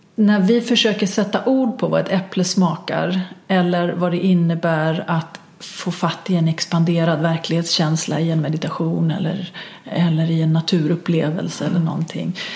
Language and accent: Swedish; Stockholm, Stockholm County, Sweden; som stockholmare, stockholmare